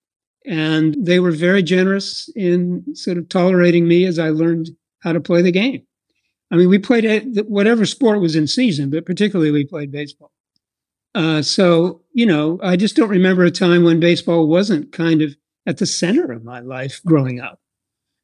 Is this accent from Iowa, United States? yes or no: yes; Iowa, United States; moved away; I was raised in a very small town in Iowa, about 20 miles east of Des Moines